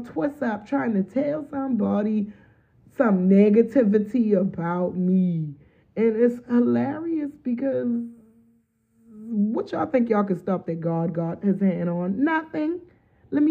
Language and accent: English; Charleston, South Carolina, United States; moved away as an adult; I lived in a town that was small enough, Charleston, South Carolina